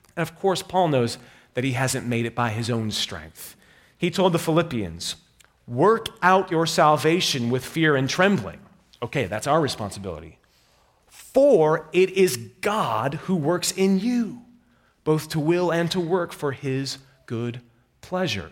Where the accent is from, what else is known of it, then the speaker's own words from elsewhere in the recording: New York, United States; I'm from New York